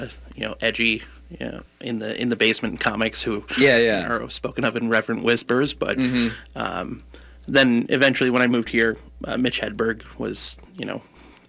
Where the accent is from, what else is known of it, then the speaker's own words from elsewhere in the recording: Indiana, United States; also born or lived in Grand Rapids, Michigan; now in Minneapolis–Saint Paul, United States; I'm originally from Indiana, born in Grand Rapids, Michigan.